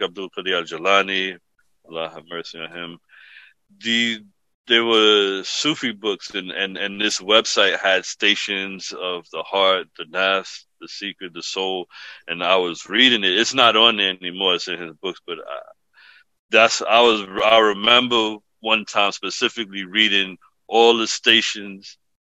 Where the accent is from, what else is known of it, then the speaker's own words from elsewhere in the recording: New York City, New York, United States; moved away as an adult; also born or lived in Hayward, California; now in Pennsylvania, United States; the apartment I was born into in the Bronx